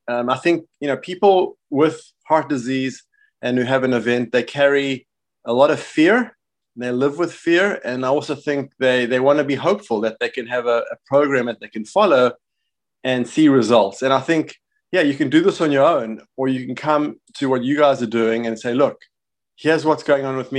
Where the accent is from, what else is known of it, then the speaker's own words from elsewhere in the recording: Johannesburg, Gauteng, South Africa; now in United States; I'm South African, uh, born in Johannesburg, and, uh, I live in the States